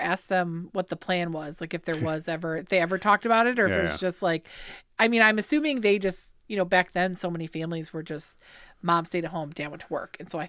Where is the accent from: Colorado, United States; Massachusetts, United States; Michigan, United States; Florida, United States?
Michigan, United States; Lake Orion; Born and raised. My mom actually was born and raised in Lake Orion.